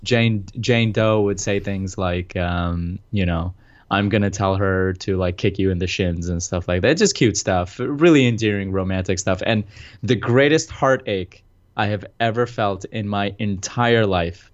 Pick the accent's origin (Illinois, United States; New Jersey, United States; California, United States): New Jersey, United States; We're both from Jersey.